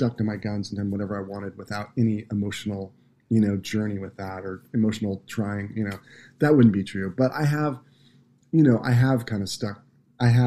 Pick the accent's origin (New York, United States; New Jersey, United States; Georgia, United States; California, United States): California, United States; Santa Cruz; the musical DNA that I grew up with in Santa Cruz, California was pretty broad